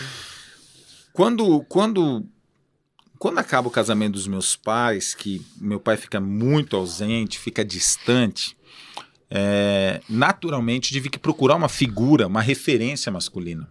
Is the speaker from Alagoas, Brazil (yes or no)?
no; Cambé, Paraná, Brazil; also born or lived in Colíder, Mato Grosso; passei boa parte da minha infância e adolescência em Cambé